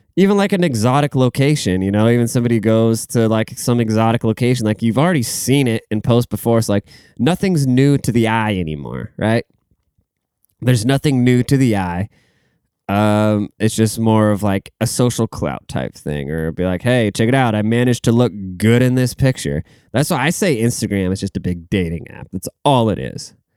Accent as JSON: {"language": "English", "town": "Seattle", "region": "Washington", "country": "United States", "said": "I'm from the Seattle area"}